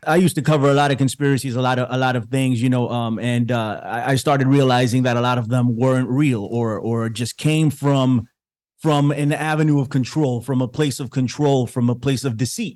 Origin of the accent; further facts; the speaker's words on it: New York, United States; I'm from New York